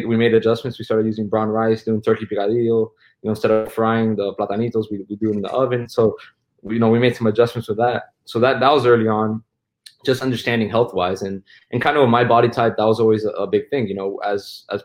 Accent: Miami, Florida, United States; growing up in Miami

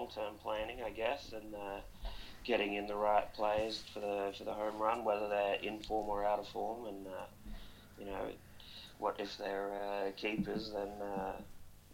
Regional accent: Sunshine Coast, Queensland, Australia; moved away as an adult; also born or lived in Cairns, Australia; now in Netherlands; I lived most of my life on the Sunny Coast

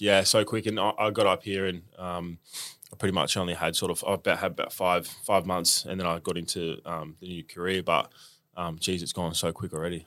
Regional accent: Melbourne, Victoria, Australia; Um, I grew up in eastern suburbs, southeast, um, in Roeville

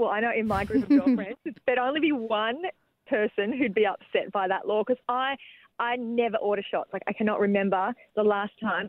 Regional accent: Newcastle, New South Wales, Australia; I grew up in Newcastle.

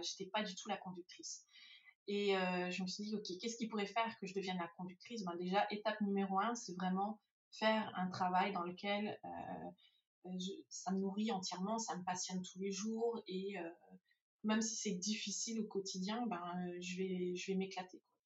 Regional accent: France; moved away as an adult; je suis française d'origine, j'ai été élevée en France, j'ai fait mes études en France.

